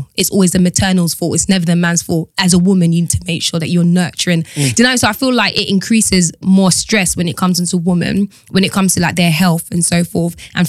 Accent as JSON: {"language": "English", "country": "Jamaica", "said": "I'm Jamaican."}